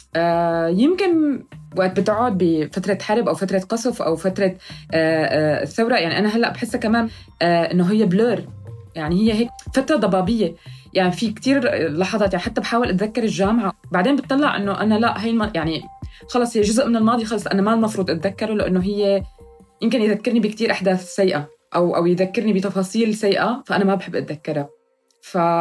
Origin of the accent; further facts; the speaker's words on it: Syria; moved away; كسوريين أو مبعدين أو مهاجرين